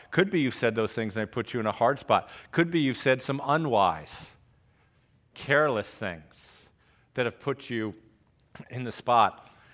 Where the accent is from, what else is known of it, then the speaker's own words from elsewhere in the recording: Trumbull, Connecticut, United States; also born or lived in Greenville, South Carolina; I am from Trumbull, Connecticut.